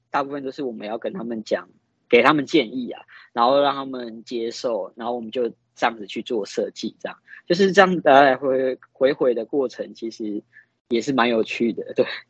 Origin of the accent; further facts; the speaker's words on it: Yilan, Yilan County, Taiwan; 我们都是来自宜兰